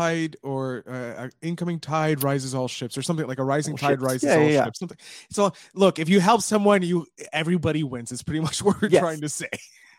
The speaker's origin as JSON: {"language": "English", "town": "Montreal", "region": "Quebec", "country": "Canada", "tie": "born or raised there", "said": "I'm Montreal. Yeah. I'm from Montreal. Grew up in Montreal."}